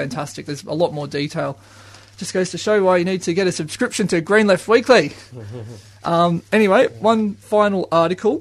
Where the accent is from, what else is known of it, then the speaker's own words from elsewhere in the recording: Australia; I'm Australian.